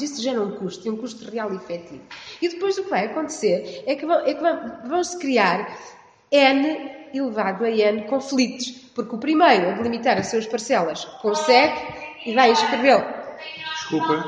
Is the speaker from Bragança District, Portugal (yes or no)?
no; Viseu, Portugal; na minha terra, que é distrito de Viseu